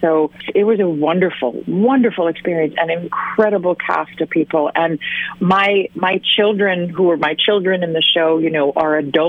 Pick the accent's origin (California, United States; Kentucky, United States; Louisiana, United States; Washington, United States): California, United States; also born or lived in Sweden; I grew up in a sort of split between California and in Sweden. I am a dual citizen and speak both languages. I speak California and I speak Swedish.